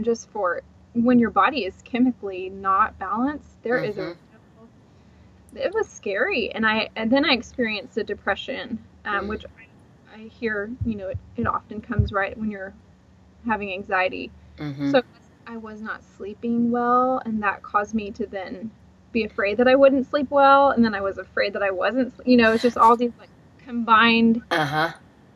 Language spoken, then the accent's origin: English; Houston, Texas, United States; also born or lived in Dallas, Texas; I grew up in Houston